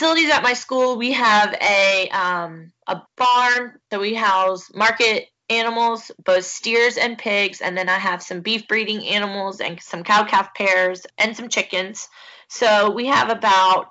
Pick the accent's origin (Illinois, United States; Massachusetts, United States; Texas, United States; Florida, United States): Florida, United States; Brooksville; now in Fort Pierce, United States; I am originally from Brooksville, Florida